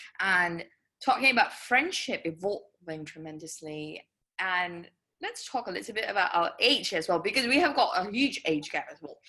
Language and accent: English; Wisconsin, United States; So I tell everyone I'm from Wisconsin, but anyway, that's a story for another day.